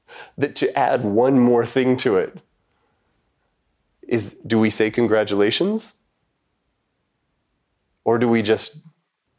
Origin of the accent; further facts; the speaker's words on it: Montana, United States; moved away as an adult; also born or lived in Japan; I grew up in Montana, which is not a terribly racially diverse part of the world.